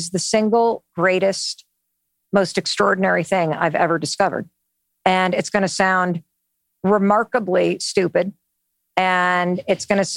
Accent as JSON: {"language": "English", "town": "North Muskegon", "region": "Michigan", "country": "United States", "tie": "born or raised there", "said": "I grew up in Western Michigan, North Muskegon"}